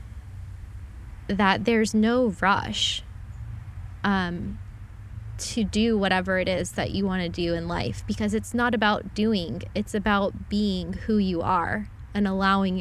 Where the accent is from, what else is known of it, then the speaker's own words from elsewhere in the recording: Southeast Florida, United States; I'm from Florida. I grew up here